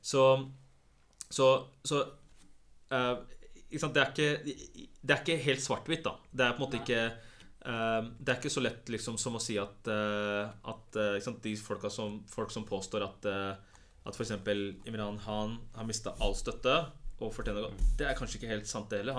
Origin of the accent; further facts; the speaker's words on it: Oslo, Norway; also born or lived in Pakistan; jeg føler jo at jeg er fra Stovner mer enn det er fra liksom andre steder